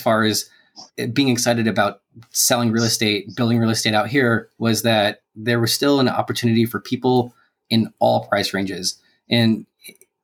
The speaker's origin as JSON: {"language": "English", "region": "California", "country": "United States", "tie": "born or raised there", "also_born_or_lived": "Chicago / Portland, Oregon", "moved": "as an adult", "lives_now": "Dallas, United States", "said": "born and raised in California"}